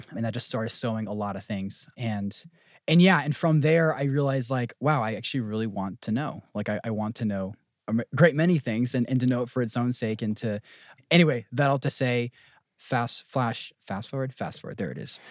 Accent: New Jersey, United States; moved away; I'm from Jersey, born and raised

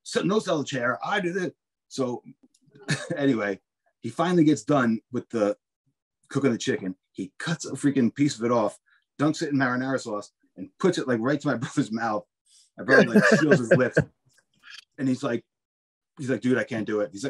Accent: Spring Lake, New Jersey, United States; I grew up in Spring Lake

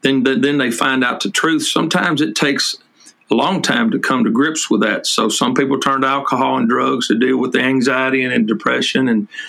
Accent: south of Nashville, Tennessee, United States; also born or lived in Texas; now in Florence, Alabama, United States; I was born in Tennessee, south of Nashville

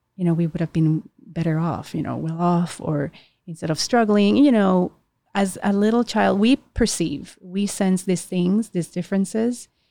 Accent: Puerto Rico; we born and raised in Puerto Rico

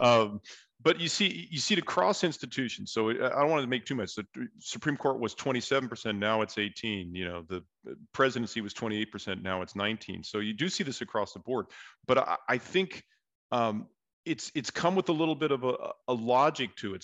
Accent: San Diego, California, United States; I'm from San Diego

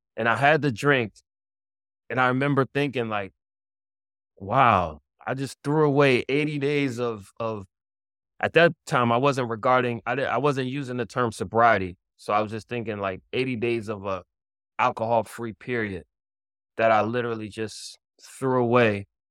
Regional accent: Philadelphia, Pennsylvania, United States; now in New York, United States; I'm originally from Philadelphia, and but I live in New York

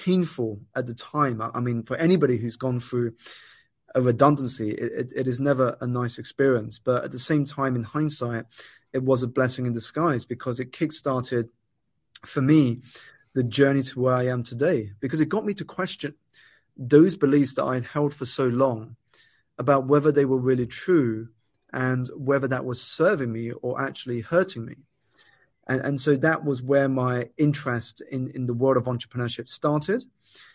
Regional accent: United Kingdom; I was born here in the United Kingdom, Steve, to Malaysian parents.

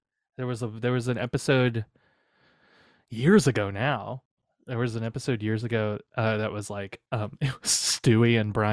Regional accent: San Diego, California, United States; is from my hometown.

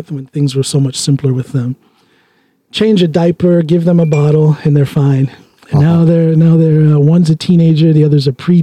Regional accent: United States; now in Drammen, Norway; I'm an American

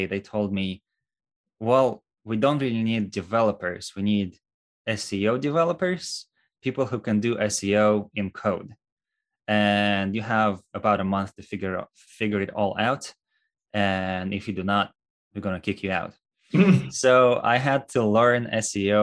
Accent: Russia; moved away as an adult; now in United States; originally, I am from Russia, born and raised there.

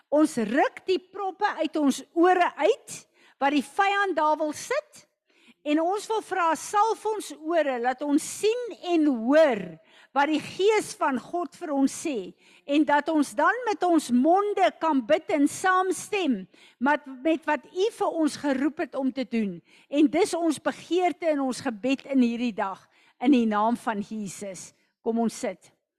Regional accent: South Africa; as 'n Suid-Afrikaner

